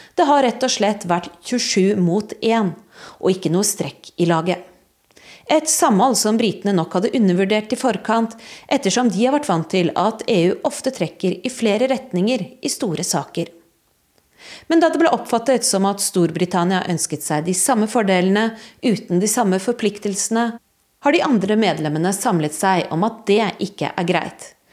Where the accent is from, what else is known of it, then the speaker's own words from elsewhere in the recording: Norway; moved away as an adult; now in Berlin, Germany; jeg kommer fra Norge